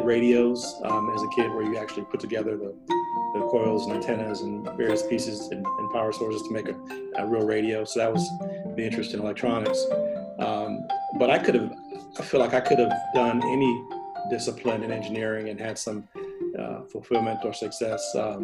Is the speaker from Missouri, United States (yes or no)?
yes; St. Louis, Missouri, United States; now in Davis, United States; St. Louis, my hometown